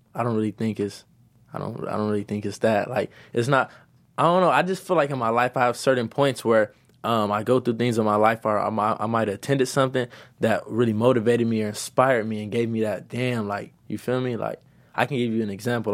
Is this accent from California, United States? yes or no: yes; Los Angeles, California, United States; also born or lived in South Central, Los Angeles; I'm from Midtown, and I was raised back and forth from Midtown to South Central.